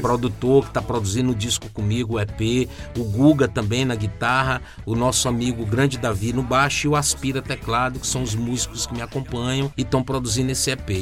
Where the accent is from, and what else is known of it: Maranhão, Brazil